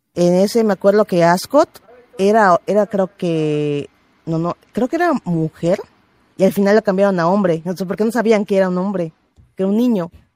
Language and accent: Spanish; Mexico; yo soy mexicana